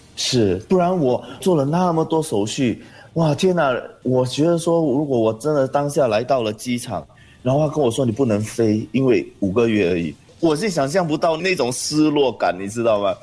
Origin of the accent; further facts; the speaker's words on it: Singapore; also born or lived in Johor, Malaysia; 我们新加坡旅客